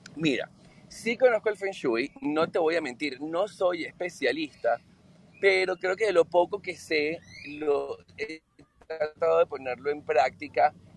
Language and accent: Spanish; Venezuela; also born or lived in Europe